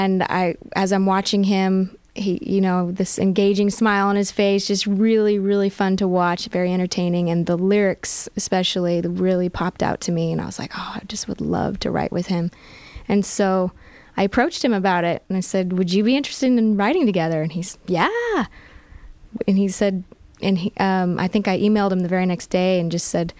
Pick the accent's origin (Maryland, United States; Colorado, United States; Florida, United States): Colorado, United States; Aurora; moved away as an adult; also born or lived in San Leandro, California / Utah / Los Angeles; I actually grew up in Aurora, Colorado.